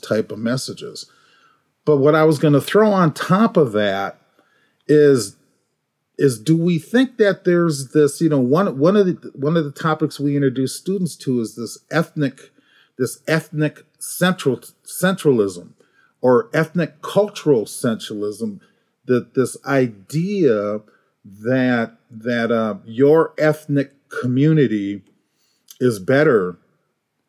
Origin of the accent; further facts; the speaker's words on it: Minneapolis, Minnesota, United States; I grew up in the projects in North Minneapolis